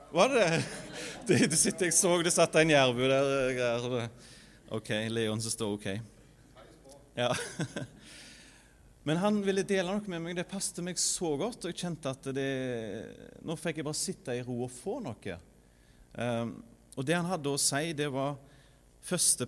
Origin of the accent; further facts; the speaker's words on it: Norway; moved away as an adult; now in Sandnes, Norway; er vokst opp i Frønsdal